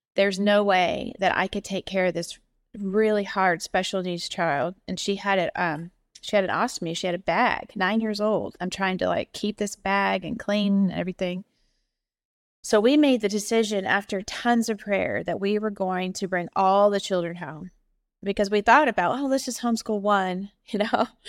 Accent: Indiana, United States; moved away as an adult; now in Ohio, United States; My daddy was an assistant pastor at a church in Indiana. He was the headmaster of the Christian school. Um, so I went and had an excellent Christian education from kindergarten to twelfth grade.

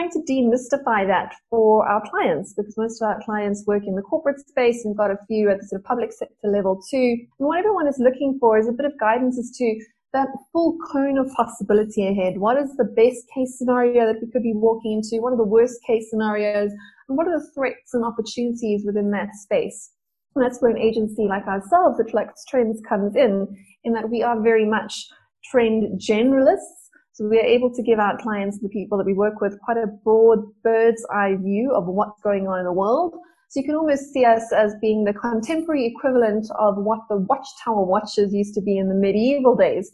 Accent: Johannesburg, Gauteng, South Africa; I grew up in Joburg. I still live in Joburg

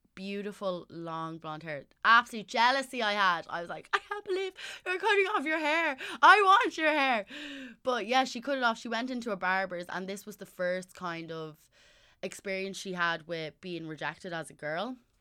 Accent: Ireland; also born or lived in Southside; I'm from North Side, but I was living on South Side.

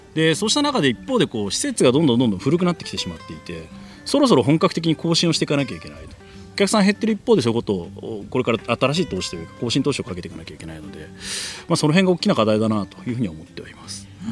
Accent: Tokyo, Japan; moved away as an adult; now in Hakuba, Japan; 東京生まれ東京育ちで

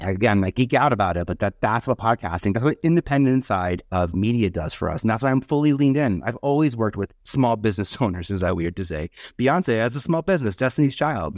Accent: New York City, New York, United States; now in Brooklyn, United States; I'm originally from Staten Island

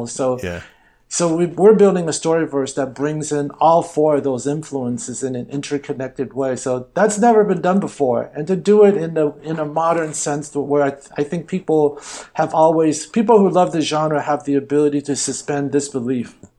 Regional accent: Los Angeles, California, United States; growing up Chinese American and actually growing up in Hollywood

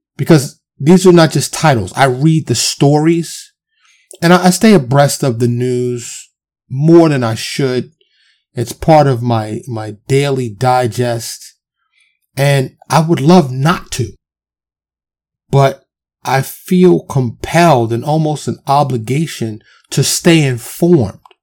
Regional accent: New York City, New York, United States; born and raised in New York in the streets of Harlem and the Bronx

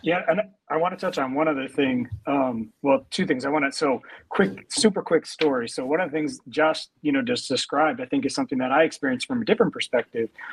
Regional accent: New York, United States; being in New York, like as a New Yorker

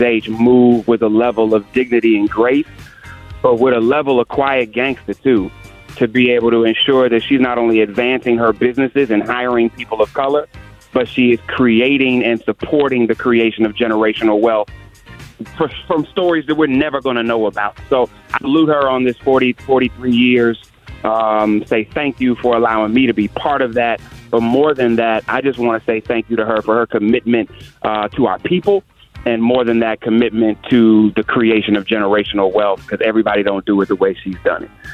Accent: Cleveland, Ohio, United States; my hometown of Cleveland, Ohio

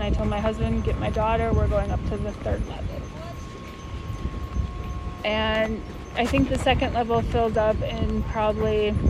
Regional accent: Chicago, Illinois, United States; now in Altena, Germany

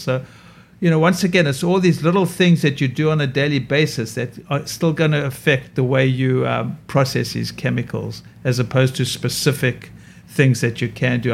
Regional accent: South Africa; now in New York, United States; my skin is damaged from growing up in South Africa and having too much sun.

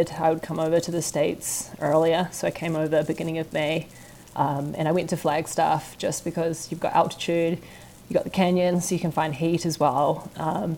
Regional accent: New Zealand

